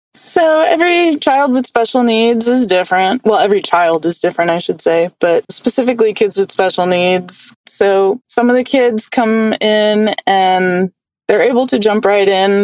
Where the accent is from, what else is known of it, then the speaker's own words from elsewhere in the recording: New York City, New York, United States; I grew up in New York in the Bronx